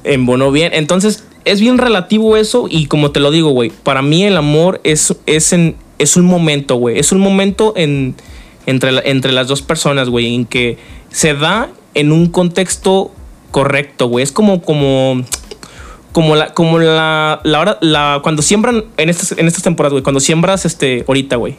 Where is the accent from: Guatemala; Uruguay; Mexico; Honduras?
Mexico; como mexicanos